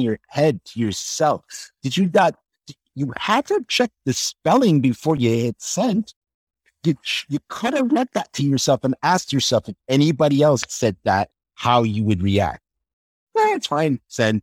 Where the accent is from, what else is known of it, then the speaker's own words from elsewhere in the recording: Toronto, Ontario, Canada; moved away as an adult; growing up in Toronto, with the immigrant family